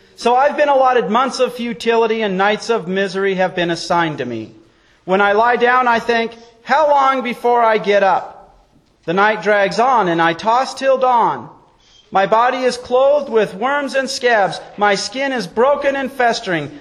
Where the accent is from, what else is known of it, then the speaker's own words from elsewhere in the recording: Wyoming, United States; growing up in Wyoming